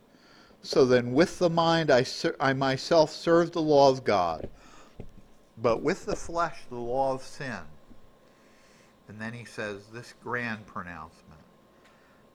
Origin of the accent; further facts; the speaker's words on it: United States; I'm an American